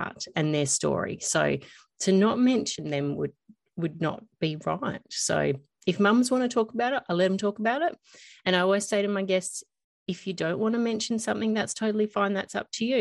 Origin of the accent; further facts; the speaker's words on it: Australia; I am Australian, it's M-U-M, mum